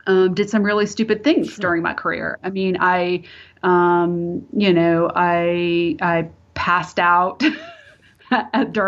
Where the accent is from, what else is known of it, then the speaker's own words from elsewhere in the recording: Clearwater, Florida, United States; I grew up in Florida, so I don't know. You know, some consider it the South, some don't.